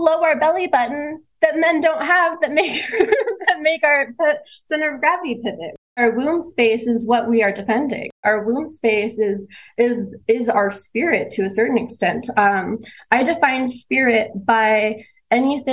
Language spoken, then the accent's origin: English; Southern California, United States; I grew up in Southern California